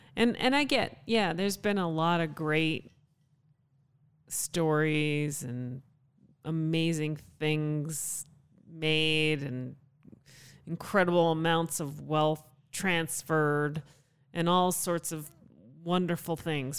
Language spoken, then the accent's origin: English; Canada; also born or lived in Calgary; now in United States; consider Canada home. I'm a Canadian citizen.